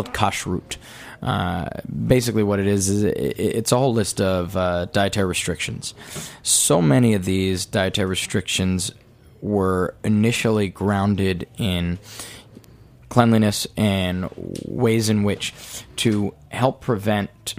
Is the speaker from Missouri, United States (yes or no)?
no; Fairfax Station, Virginia, United States; now in New York, United States; I grew up in Northern Virginia. It's an area called Fairfax Station. It's just outside of D.C.